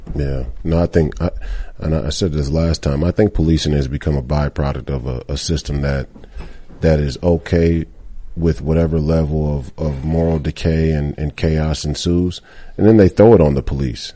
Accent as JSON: {"language": "English", "region": "Minnesota", "country": "United States", "tie": "born or raised there", "said": "Duluth, Minnesota, my, my, my home state"}